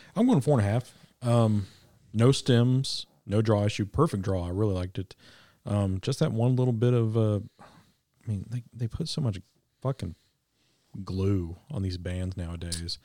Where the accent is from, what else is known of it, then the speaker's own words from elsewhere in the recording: Kansas City, Missouri, United States; now in Arkansas, United States; I was raised in K C, so I'm still a Kansas Citian